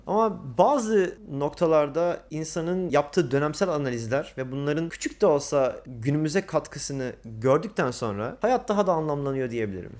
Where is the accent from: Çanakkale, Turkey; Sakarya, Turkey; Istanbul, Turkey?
Çanakkale, Turkey; first language Turkish; also born or lived in Eskişehir; 22 Nisan 1985 Çanakkale doğumluyum. Hayatımın büyük çoğunluğu bu şehirde geçti.